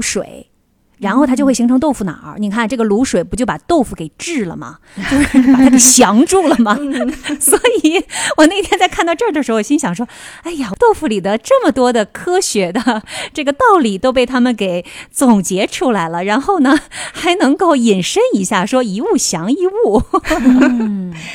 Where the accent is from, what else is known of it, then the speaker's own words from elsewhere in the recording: Northeast China, China; 我们东北人